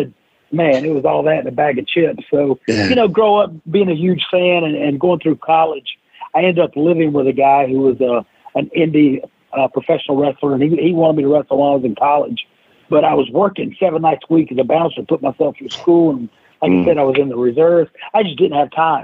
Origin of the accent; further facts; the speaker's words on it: south of Greensboro, North Carolina, United States; I grew up in the mid-80s in North Carolina, right south of Greensboro